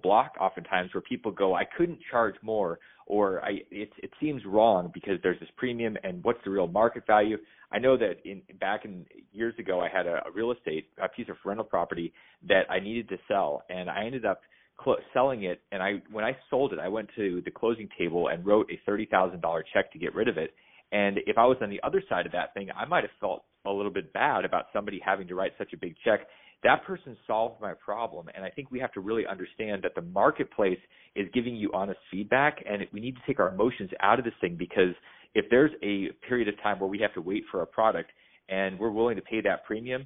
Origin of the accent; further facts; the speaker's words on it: Alaska, United States; as a kid growing up in Alaska